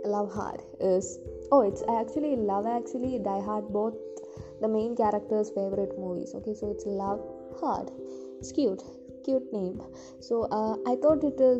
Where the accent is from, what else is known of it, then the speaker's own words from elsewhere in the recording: India; I'm from India, I'm Indian